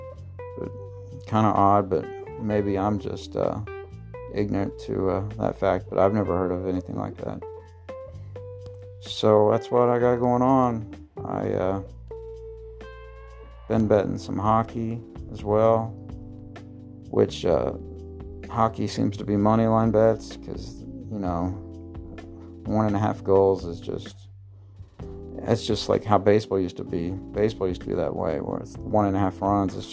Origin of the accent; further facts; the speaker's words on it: Marion, Illinois, United States; I'm from Marion, Illinois.